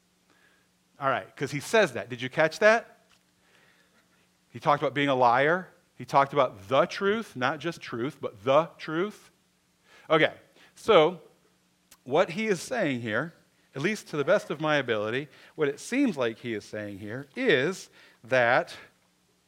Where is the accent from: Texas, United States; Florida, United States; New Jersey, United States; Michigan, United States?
Michigan, United States; I was born in Michigan